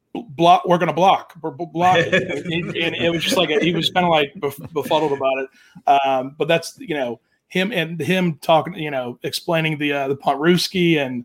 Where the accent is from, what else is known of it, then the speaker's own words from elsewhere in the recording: Jacksonville, Florida, United States; growing up in Jacksonville